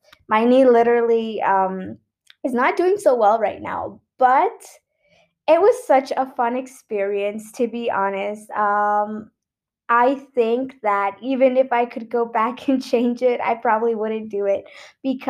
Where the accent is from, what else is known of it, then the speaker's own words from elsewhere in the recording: Mexico; I'm from Mexico